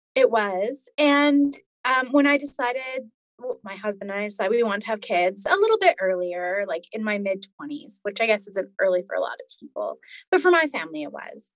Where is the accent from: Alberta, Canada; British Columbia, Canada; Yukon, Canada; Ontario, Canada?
Alberta, Canada; Edmonton; moved away; I was born in Edmonton, Alberta, um, which is one of the prairie provinces in Canada in the 80s